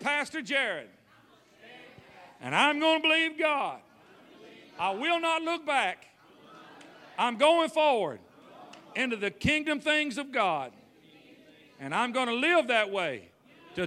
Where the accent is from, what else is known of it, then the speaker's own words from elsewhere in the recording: Tennessee, United States; where I was raised in Tennessee